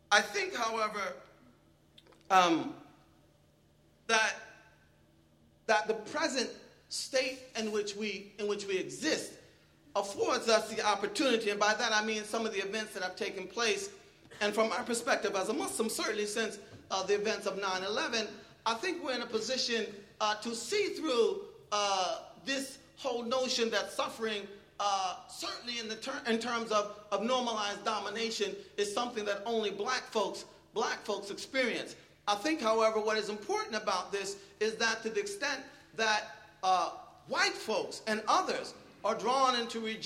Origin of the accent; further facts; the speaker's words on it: Philadelphia, Pennsylvania, United States; moved away; I'm originally from Philadelphia